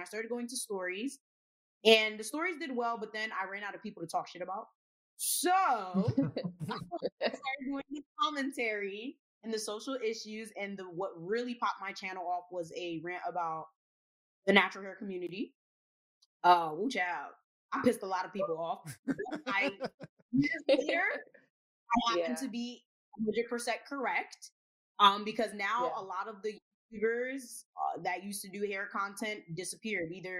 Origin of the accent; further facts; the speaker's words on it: Elizabeth, New Jersey, United States; also born or lived in Bay Shore, Long Island, New York / Newark, New Jersey; So I was practically raised in Jersey my entire life. Grew up in Elizabeth, New Jersey. Currently live in Newark.